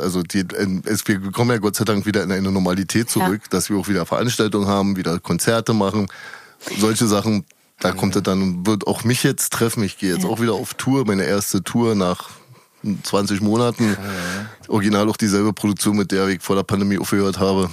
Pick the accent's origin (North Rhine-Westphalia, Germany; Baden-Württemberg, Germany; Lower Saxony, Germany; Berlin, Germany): Berlin, Germany; Ich bin geboren am 19. in Berlin-Prenzlauer Berg